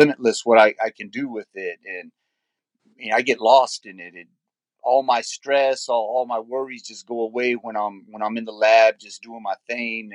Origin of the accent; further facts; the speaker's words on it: Loving, New Mexico, United States; also born or lived in San Jose, California; now in Yuma, United States; I was born in San Jose, California, and I grew up in Loving, New Mexico, and I reside in Yuma, Arizona now